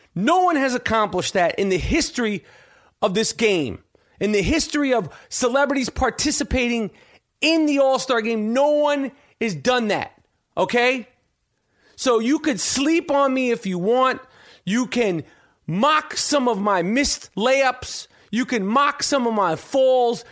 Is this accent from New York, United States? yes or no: yes; New York City, New York, United States; I'm born and raised in New York City. Born and raised. New York Hospital